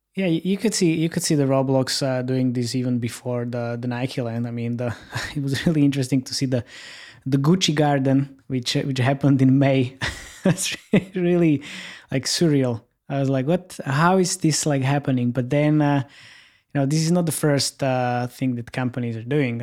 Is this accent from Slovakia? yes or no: yes; Slovakia; I'm based in Slovakia and I'm from Slovakia